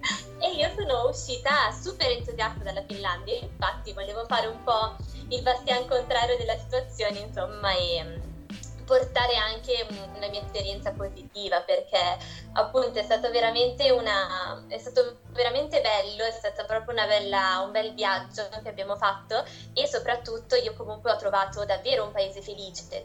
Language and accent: Italian; Italy